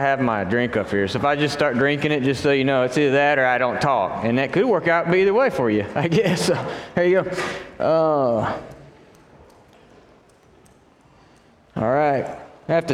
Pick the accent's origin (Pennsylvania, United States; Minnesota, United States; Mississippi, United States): Mississippi, United States; moved away as an adult; also born or lived in Nashville, Tennessee; I'm from Mississippi, and my wife is from Nashville